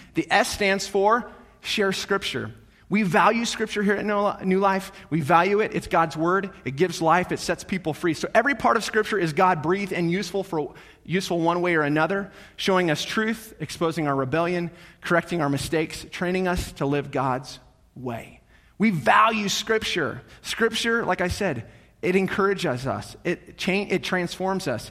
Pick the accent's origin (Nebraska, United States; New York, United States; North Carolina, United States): Nebraska, United States; North Platte; growing up in North Platte, I'm the oldest of, there's three of us, three boys